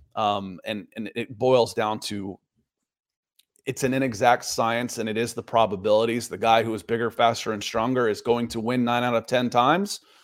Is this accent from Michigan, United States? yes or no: no; Atlanta, Georgia, United States; I grew up in Atlanta